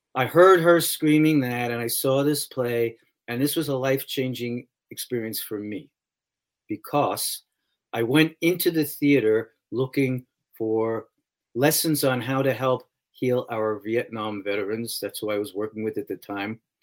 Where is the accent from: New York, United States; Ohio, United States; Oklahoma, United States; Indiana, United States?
New York, United States; New York City; I grew up in New York City